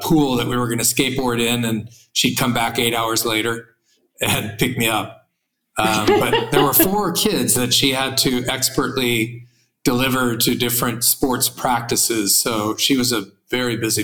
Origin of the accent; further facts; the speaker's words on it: Santa Monica, California, United States; I was born in Santa Monica, California